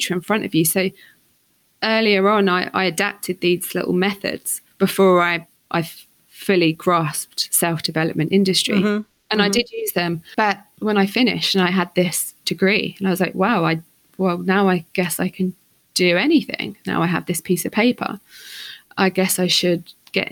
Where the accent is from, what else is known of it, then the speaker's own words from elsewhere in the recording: St Albans, East of England, United Kingdom; moved away as an adult; also born or lived in London; growing up on the St. Albans streets